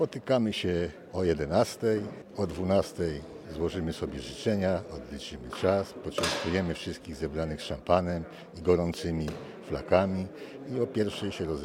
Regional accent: Nowe Miasto, Poland; dla mnie to jest, to jest rodo, moje rodowe e, miasto. Miasto, ja urodziłem się w Nowym Mieście, a nie, nie na wsi.

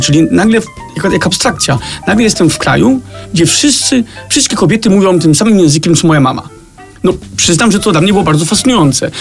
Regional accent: Copenhagen, Capital Region of Denmark, Denmark; moved away as an adult; now in Poland; rodzice wyemigrowali do kraju, który nie leży aż tak daleko

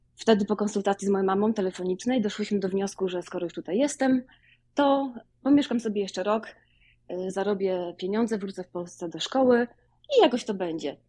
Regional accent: Wołomin, Masovian Voivodeship, Poland; moved away as an adult; now in Chicago, United States; Ja pochodzę z Wołomina pod Warszawą.

